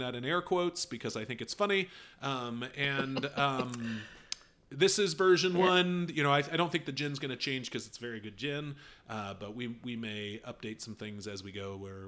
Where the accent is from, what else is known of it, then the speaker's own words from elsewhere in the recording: United States; I'm American.